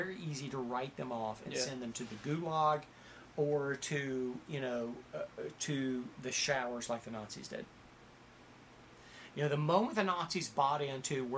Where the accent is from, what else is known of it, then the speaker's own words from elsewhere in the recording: Ohio, United States; moved away; also born or lived in Hollywood; I was 17 years old and I was from Reelsburg, Ohio.